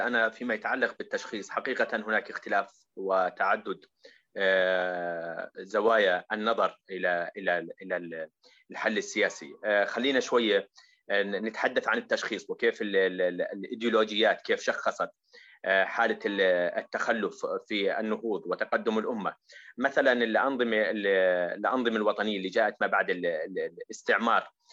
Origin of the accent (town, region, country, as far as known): Jordan